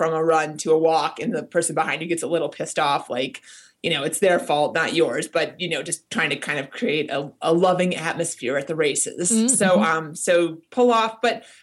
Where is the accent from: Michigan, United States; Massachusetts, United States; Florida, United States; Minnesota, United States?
Minnesota, United States; moved away; also born or lived in New York; I grew up in Minnesota